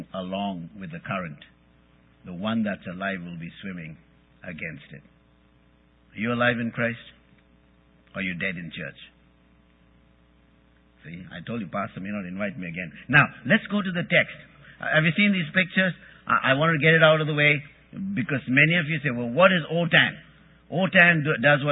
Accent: India; English is a second language; I'm Indian. I'm not American. I'm not an American citizen.

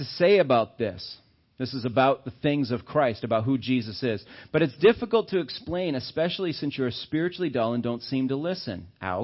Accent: Auburn, Maine, United States; I grew up in Maine. And I was down in Auburn and stuff

